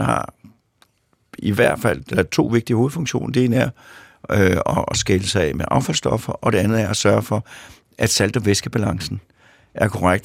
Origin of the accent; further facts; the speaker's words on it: Sorgenfri, Capital Region of Denmark, Denmark; i Sovnfri, hvor jeg kommer fra